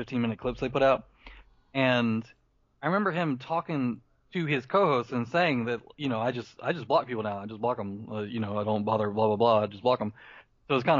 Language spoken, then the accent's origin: English; the South, United States; we're from the South.